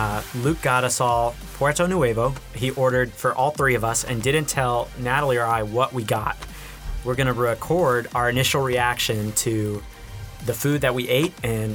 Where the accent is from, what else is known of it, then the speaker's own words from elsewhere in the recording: Burkina Faso; moved away as an adult; also born or lived in Massachusetts; now in Toccoa Falls, United States; So I am technically from Massachusetts, though I haven't spent much time there. I'm a missionary kid. I grew up primarily in Burkina Faso. I moved there when I was one and lived there off and on until I graduated high school